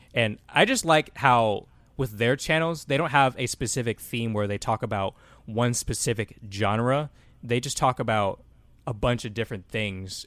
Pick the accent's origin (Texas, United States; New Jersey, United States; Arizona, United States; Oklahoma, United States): Texas, United States; Austin; also born or lived in Atlanta, Georgia / Cleveland, Ohio; Austin, Texas is where, I guess, I was raised the most 'cause that's where I lived most of my life there.